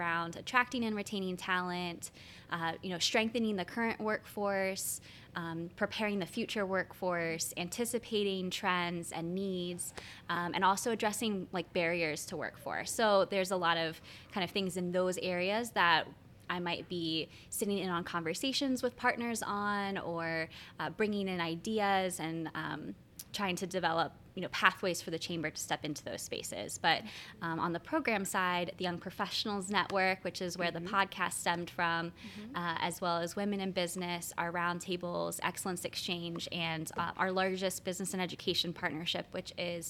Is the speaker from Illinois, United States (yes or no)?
no; Franklin County, Pennsylvania, United States; moved away as an adult; now in Lancaster, United States; I am from Franklin County, so I'm two counties over, so not too far